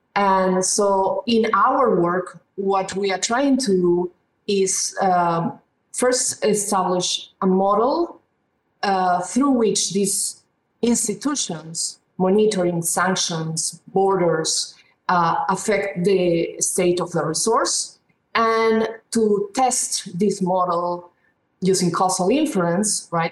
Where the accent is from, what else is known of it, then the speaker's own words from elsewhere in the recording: Peru; moved away; I come originally from Peru, and uh, even though I was from a middle class family, we had water problems.